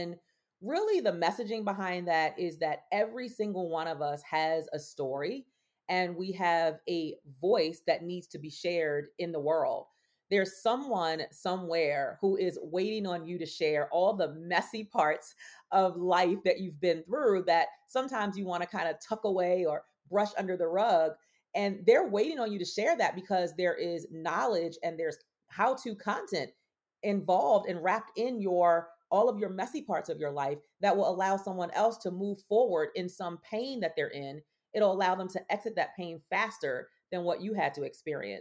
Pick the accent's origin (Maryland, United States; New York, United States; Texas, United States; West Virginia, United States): Maryland, United States; Baltimore; I was born and raised in Baltimore, Maryland